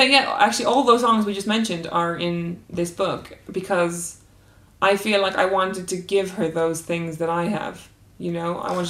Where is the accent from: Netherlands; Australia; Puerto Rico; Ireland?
Ireland; Cork, Munster; when I was growing up in Cork.